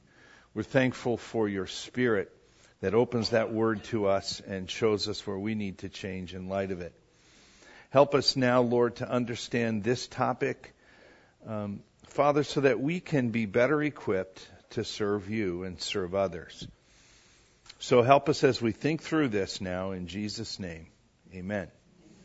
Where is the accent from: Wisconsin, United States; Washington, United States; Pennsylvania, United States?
Wisconsin, United States; moved away; three girls that I grew up with in Wisconsin